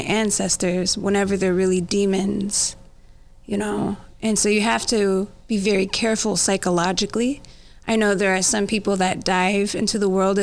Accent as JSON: {"language": "English", "town": "Ottawa", "region": "Kansas", "country": "United States", "tie": "born or raised there", "also_born_or_lived": "Joplin, Missouri", "said": "I grew up in a little town called Ottawa, Kansas, for just a little tiny time. Well, it was more like I was in sixth grade whenever we moved to Kansas City. So it was a mixture between Ottawa and Kansas City"}